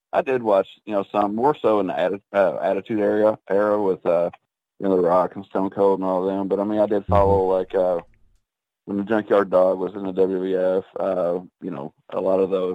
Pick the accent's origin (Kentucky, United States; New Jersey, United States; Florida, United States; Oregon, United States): Kentucky, United States; Somerset; I was born and raised in a city here. It's Somerset, Kentucky. And the county population is, you know, roughly about, you know, 75,000 people. It's a beautiful, beautiful, beautiful lake community.